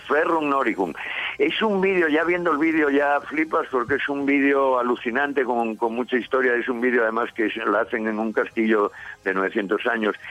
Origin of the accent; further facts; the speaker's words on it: Santa Eulalia de Oscos, Asturias, Spain; yo aunque soy de aquí, ya lo sabéis, y soy de Santa Eulalia de Oscos, mi casa está aquí